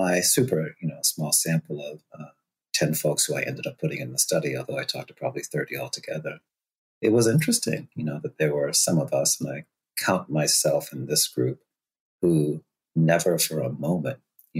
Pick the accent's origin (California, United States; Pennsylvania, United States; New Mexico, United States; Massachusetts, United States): Massachusetts, United States; Boston; also born or lived in Costa Rica; I was born in Costa Rica, got to move up here when I was about 3.5, 4 years old, landed in Dorchester, over 99% Black identified neighborhood in Boston, and spent my formative years there